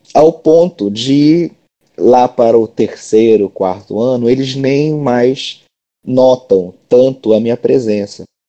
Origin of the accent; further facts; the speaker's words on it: Belém, Pará, Brazil; eu nasci é, em Belém do Pará, moro aqui até hoje